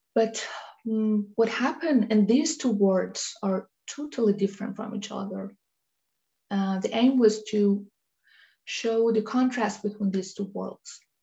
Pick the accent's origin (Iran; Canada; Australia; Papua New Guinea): Iran; moved away as an adult; now in Denmark; I was born in Iran and um, moved to Denmark years later in 2009